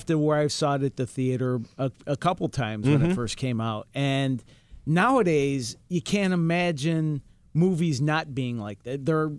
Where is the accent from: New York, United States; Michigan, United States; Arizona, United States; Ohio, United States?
New York, United States; Rochester; accent: Rochester; It's my bad Rochester accent.